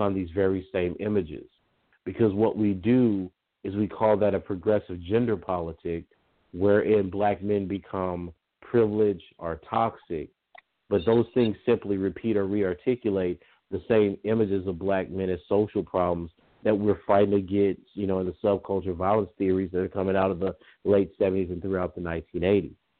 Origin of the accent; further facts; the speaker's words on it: Lake Charles, Louisiana, United States; I was born and reared in the South my whole life